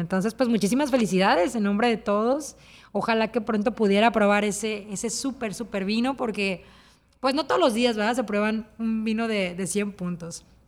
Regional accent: Mexico; yo soy líder mexicana

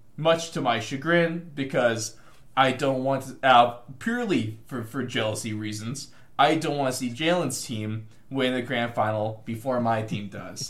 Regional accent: United States; the struggles of being American trying to watch this uh, sport that's halfway across the world

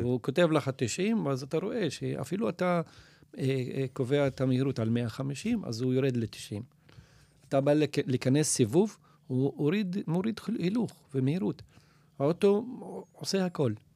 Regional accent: Nazareth, Northern District, Israel

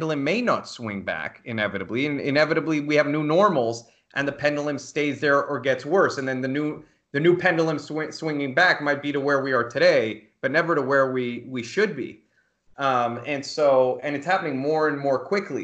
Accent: United States; as an American

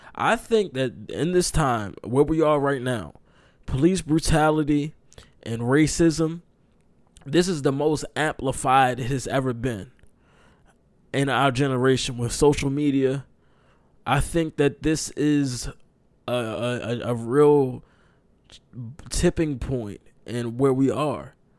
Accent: Maryland, United States; I'm from Maryland

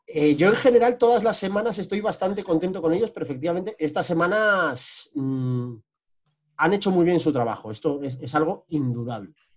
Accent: northern Spain, Spain; moved away; Yo, como norteño emigrado

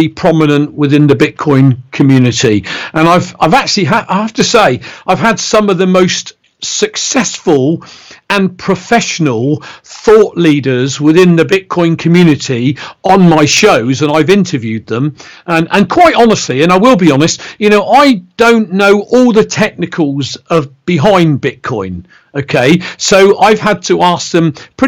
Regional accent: Reading, South East England, United Kingdom; accent: Bristolian; I'm born and bred in Reading, which is along the M4 motorway from London

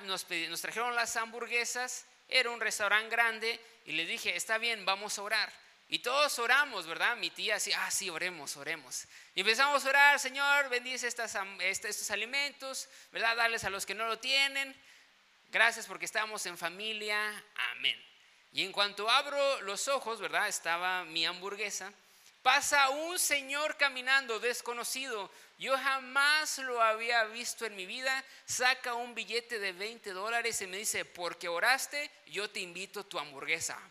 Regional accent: Tuxtla Gutiérrez, Chiapas, Mexico; moved away; yo vengo de Tuxtla Gutiérrez

